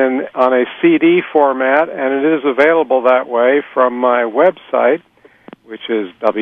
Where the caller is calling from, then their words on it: Columbus, Ohio, United States; I'm calling from Columbus, Ohio.